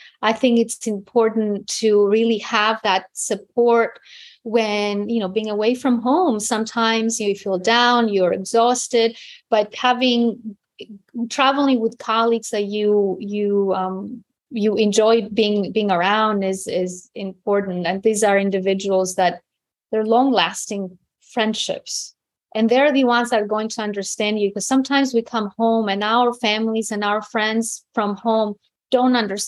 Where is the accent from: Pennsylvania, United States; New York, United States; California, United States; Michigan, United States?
New York, United States; New York City; also born or lived in Greece; I grew up in New York City. So my brother's playground were New York City parks. Mm-hmm. I mean, no mountains, no, you know, after we left Greece, we weren't visiting the country for some time or not often.